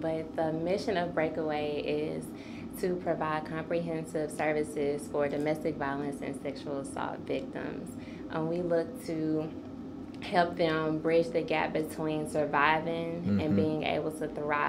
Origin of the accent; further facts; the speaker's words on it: St. Louis, Missouri, United States; moved away as an adult; also born or lived in Nashville, Tennessee; now in Tennessee, United States; I am from St. Louis, Missouri. I came here for college. I attended Fisk University